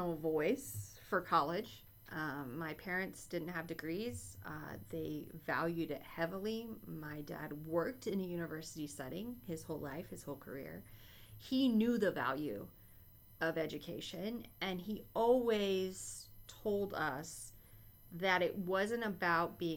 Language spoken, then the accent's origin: English; Wichita, Kansas, United States; moved away as an adult; now in Columbia, United States; I'm from Wichita, Kansas, originally, around there, and went to school there